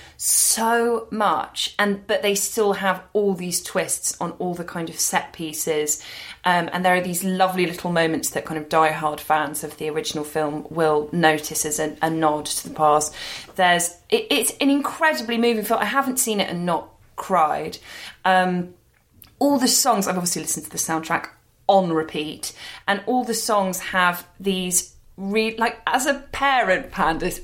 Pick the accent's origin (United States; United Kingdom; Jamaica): United Kingdom; London; We were both too kids growing up in London